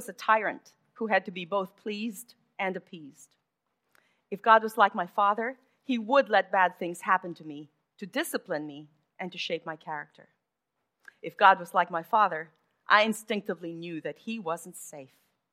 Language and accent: English; Manila, Metro Manila, Philippines; I grew up in Manila